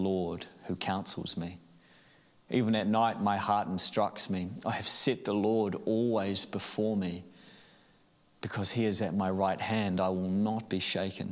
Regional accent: Auckland, New Zealand; I grew up in Auckland

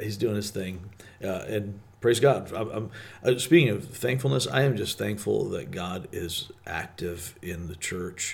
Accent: Michigan, United States; growing up in Michigan

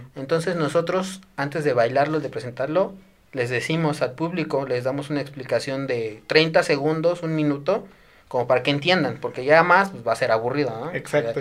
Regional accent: Desierto de los Leones, Mexico City, Mexico; yo quería salir de mi pueblito, ¿no? Ya, el desierto de los leones, puro árbol, puro verde

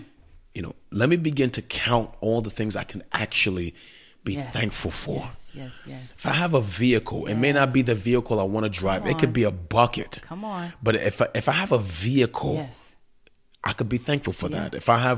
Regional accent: Queens, New York, United States; not knowing that I come from Queens. My parents were working, you know, jobs. I'm a latchkey kid.

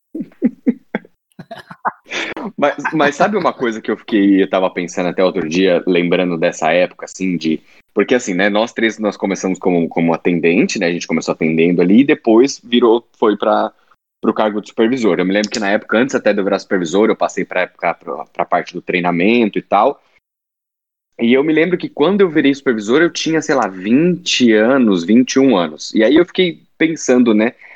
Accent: São Paulo, Brazil; moved away; eu era lá da Zona Norte

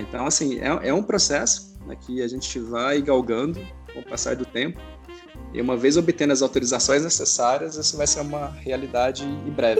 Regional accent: Brazil; Nós somos brasileiros

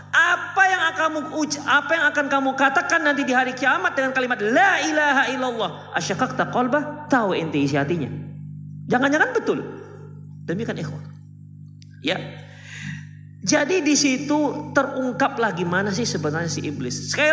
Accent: Medan, North Sumatra, Indonesia; born there; Eh saya nggak orang Batak ya, jangan dikira saya sedang membela orang Batak. Saya itu orang Minang, cuman lahir di Medan.

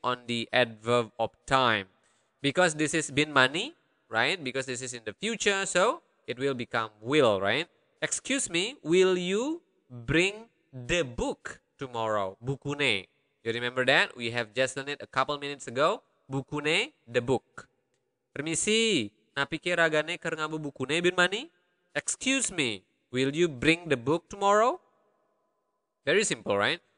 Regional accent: Karangasem, Bali, Indonesia; accent: Karangasem; the Karangasem accent, my dialect, my accent

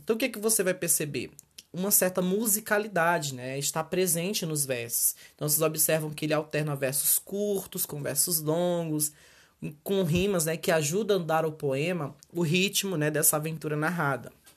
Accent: Brazil

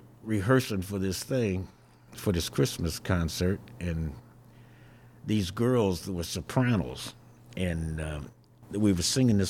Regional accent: Ypsilanti, Michigan, United States; also born or lived in Champaign, Illinois; I came to Ypsilanti when I was two. I was born in Champaign, Illinois.

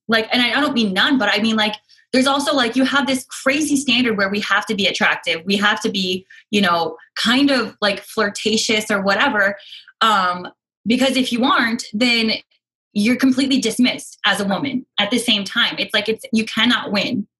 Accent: the Northwest, Pacific Northwest, United States; I grew up in the Northwest

